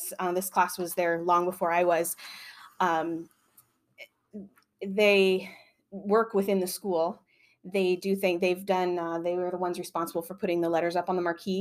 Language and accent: English; near Galesburg, Illinois, United States; I'm not from Galesburg, but I'm local